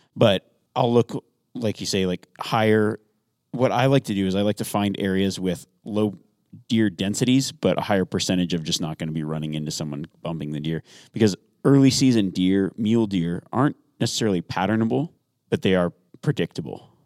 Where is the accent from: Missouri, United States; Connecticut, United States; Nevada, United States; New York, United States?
Nevada, United States; I grew up in Nevada